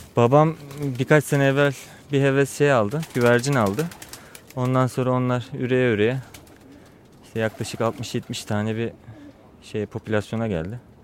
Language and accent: Turkish; Çatalca, Istanbul, Turkey; Oranın yerlisiyiz.